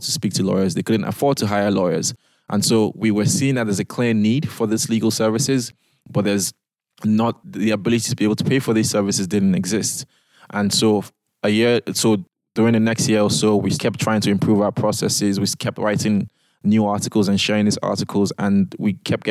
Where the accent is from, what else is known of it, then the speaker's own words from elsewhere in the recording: Nigeria; moved away as an adult; also born or lived in United Kingdom; I am a Nigerian lawyer